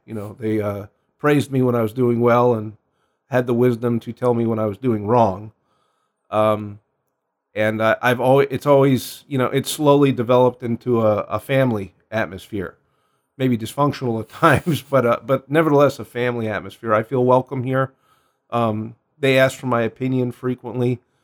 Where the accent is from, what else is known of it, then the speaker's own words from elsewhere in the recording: New York City, New York, United States; moved away as an adult; now in Phoenix, United States; I'm originally from Queens, New York